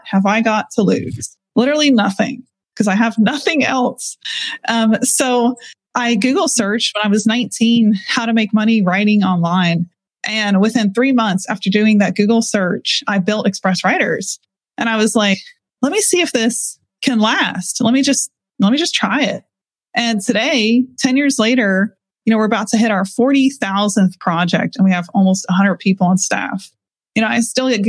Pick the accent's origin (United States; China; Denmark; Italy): United States; Pennsylvania; I grew up in Pennsylvania in a fundamentalist cult